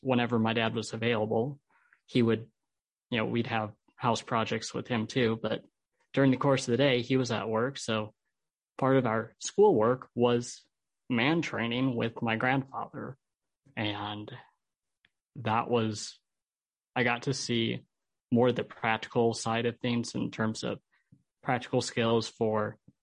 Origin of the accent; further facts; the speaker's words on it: Holland, Michigan, United States; also born or lived in Albuquerque, New Mexico; I'm from Holland. I grew up here in Holland.